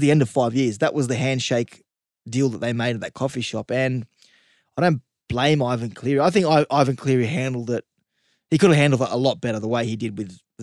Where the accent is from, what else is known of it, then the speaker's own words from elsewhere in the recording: Sydney, New South Wales, Australia; I grew up in Western Sydney